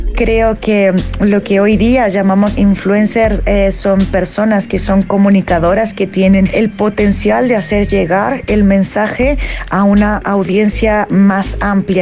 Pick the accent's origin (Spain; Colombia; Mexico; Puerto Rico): Mexico; soy mexicana